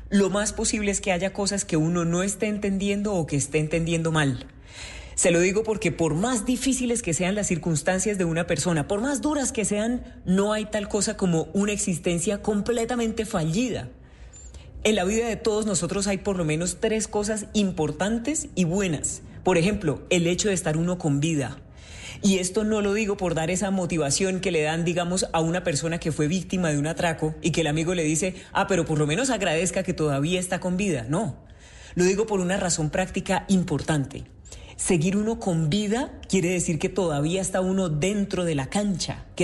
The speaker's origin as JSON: {"language": "Spanish", "region": "Santander", "country": "Colombia", "said": "yo soy de Santander, que se me siente en el acento, ¿no?"}